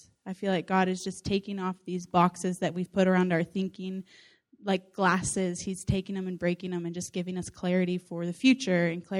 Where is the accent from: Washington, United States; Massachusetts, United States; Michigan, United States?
Washington, United States; Whidbey Island; I'm from Washington State, West Side, so Whidbey Island.